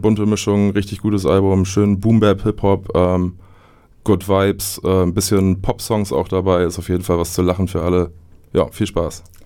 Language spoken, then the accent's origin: German; Oldenburg, Lower Saxony, Germany; quasi als Oldenburger